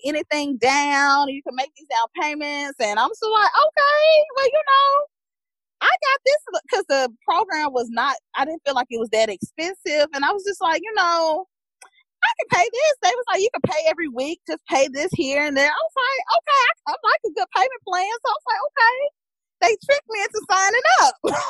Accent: Mississippi, United States; also born or lived in New York; I'm from Mississippi

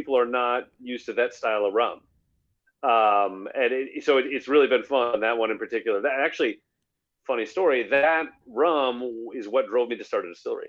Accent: Milwaukee, Wisconsin, United States; also born or lived in Washington, D.C.; So I'm from Milwaukee originally. You know, I grew up here and I went to UW Milwaukee undergrad.

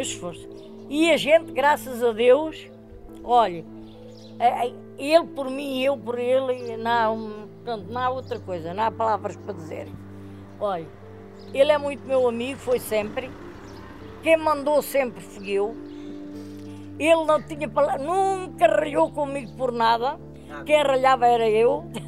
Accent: Alentejo, Portugal; moved away as an adult; now in Covão do Coelho, Portugal; lá no Alentejo, sei lá, eu já estou aqui há 60 anos, vivi 30, talvez aí uns 30

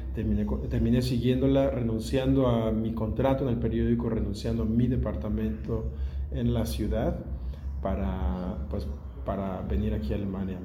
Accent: Mexico; moved away as an adult; now in Berlin, Germany; Soy un periodista mexicano, nacido en México y ahora naturalizado alemán. Vivo desde hace 16 años en, Berlín

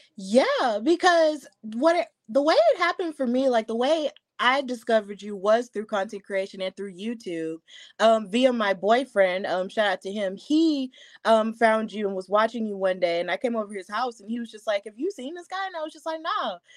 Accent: Alabama, United States; I'm from Alabama

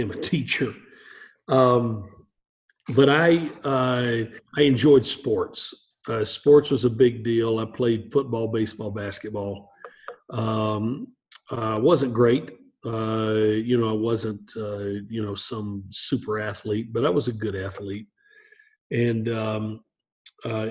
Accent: Appalachia, Northeast Georgia, United States; I grew up in Appalachia, in Northeast Georgia.

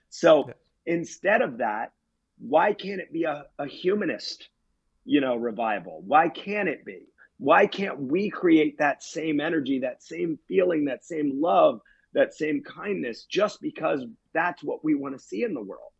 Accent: United States; I've become an advocate in my hometown with Cecil Solidarity

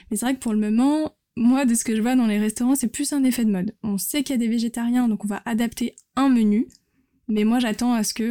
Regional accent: France; C'est vrai qu'en tant que Français, l'art de la table et de, de manger, et comme tu dis, de partager, c'est très important.

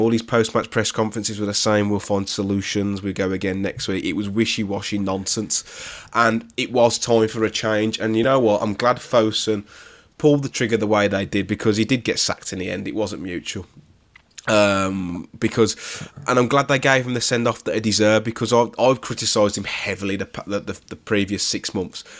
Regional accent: West Bromwich, West Midlands, United Kingdom; I'm born and, born and raised in West Bromwich

